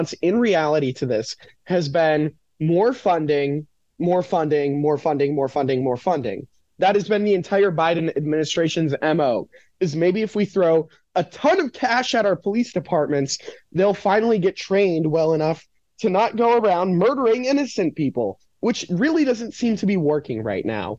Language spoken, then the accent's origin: English; Minneapolis, Minnesota, United States; moved away; I'm originally from Minneapolis